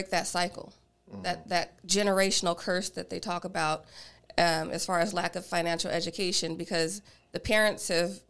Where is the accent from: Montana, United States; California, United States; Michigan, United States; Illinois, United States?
California, United States; Bay Area; also born or lived in Atlanta, Georgia; Where I'm from, I'm from the Bay Area in California.